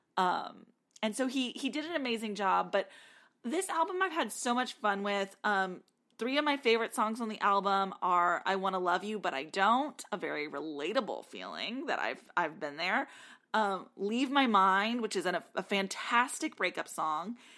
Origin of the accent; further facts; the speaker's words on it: South Texas, United States; now in Nashville, United States; growing up in South Texas